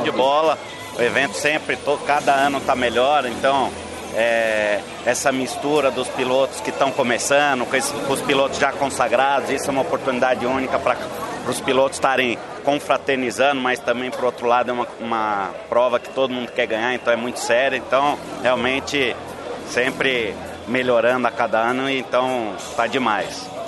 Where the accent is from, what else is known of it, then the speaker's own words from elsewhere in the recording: Brazil; eu sou brasileiro